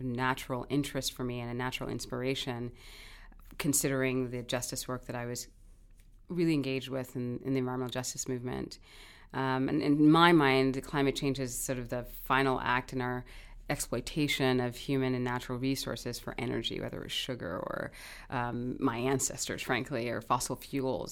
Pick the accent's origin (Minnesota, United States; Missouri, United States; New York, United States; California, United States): New York, United States; New York City; also born or lived in Kingston, Jamaica; now in Hawaii, United States; I did grow up in New York City